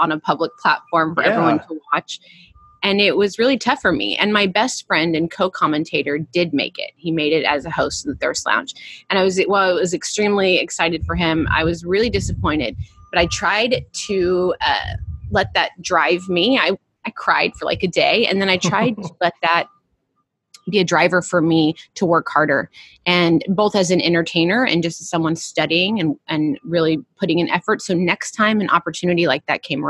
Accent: Oklahoma, United States; moved away as an adult; now in California, United States; I grew up in Oklahoma and played poker with my grandmother

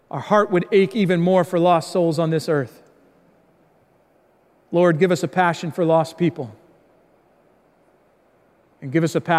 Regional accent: Indiana, United States; born there; also born or lived in Chicago, United States; I was born in Indiana, lived a lot of my life in the Chicago area

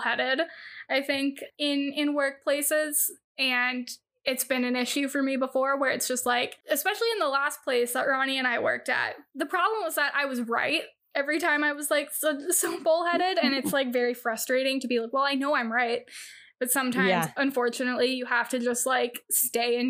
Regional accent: California, United States; having grown up in California

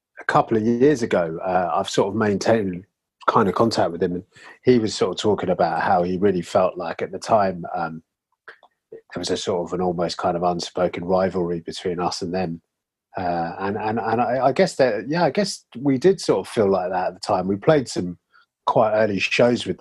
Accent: London, United Kingdom; moved away as an adult; also born or lived in Brighton; I was always from London, and I lived in Brighton for 10 years.

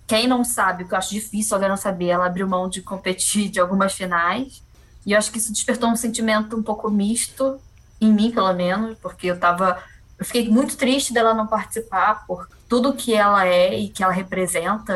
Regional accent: Niterói, Rio de Janeiro, Brazil; Eu sou de Niterói

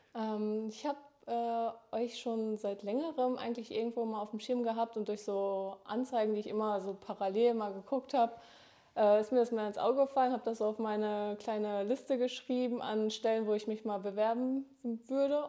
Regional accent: Dortmund, North Rhine-Westphalia, Germany; moved away as an adult; now in Oldenburg, Germany; komme gebürtig aus Dortmund und bin zum Studium nach Oldenburg gezogen

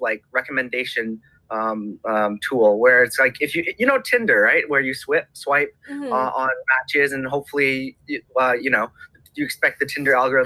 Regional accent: Canada; I am Canadian, but I've grown up in a Cantonese family background.

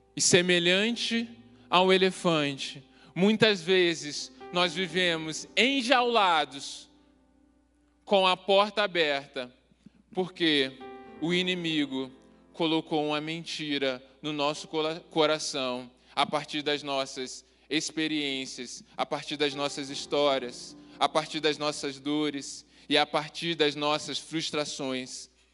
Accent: Rio de Janeiro, Brazil; eu sou carioca

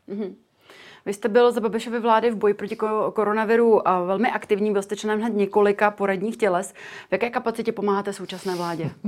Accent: Czechia; u nás v Čechách

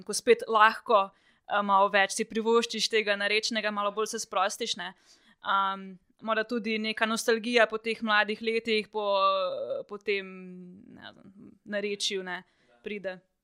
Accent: Črnomelj, Southeast Slovenia, Slovenia; sem iz Črnomla

